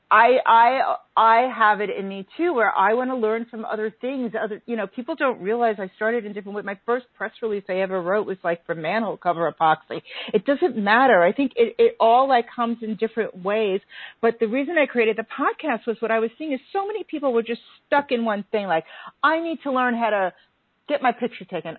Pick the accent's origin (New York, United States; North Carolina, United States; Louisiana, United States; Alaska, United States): New York, United States; being a New Yorker and a melting pot